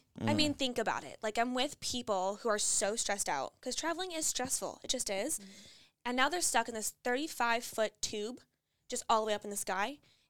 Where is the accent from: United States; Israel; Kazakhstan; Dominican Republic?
United States; Barrington, Illinois; moved away as an adult; also born or lived in Michigan; now in Charlotte, United States; I was just born and raised there. It's a town called Barrington, Illinois.